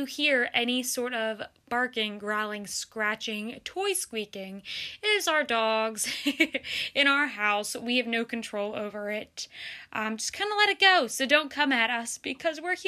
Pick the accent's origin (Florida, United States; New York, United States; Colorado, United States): Florida, United States; Lake County; now in Pittsburgh, United States; So I was born and raised in Lake County, Florida, and then in 2006, I moved up to the general Pittsburgh area with my mom